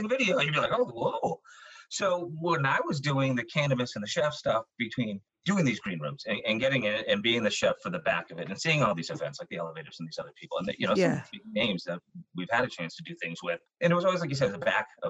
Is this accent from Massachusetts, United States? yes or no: yes; Irish Riviera, Massachusetts, United States; I'm Irish Catholic, youngest of nine, grew up in the Irish Riviera.